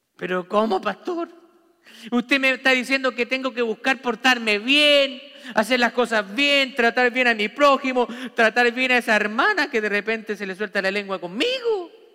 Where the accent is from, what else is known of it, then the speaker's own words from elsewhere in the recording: Santiago, Santiago Metropolitan Region, Chile; moved away; Yo viví en una ciudad grande, en Santiago de Chile